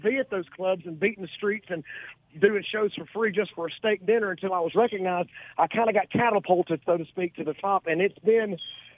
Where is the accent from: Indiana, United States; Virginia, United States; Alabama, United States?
Alabama, United States; Gadsden; moved away as an adult; now in Munford, United States; I'm originally from Southside, this little Riverside community in Gadsden.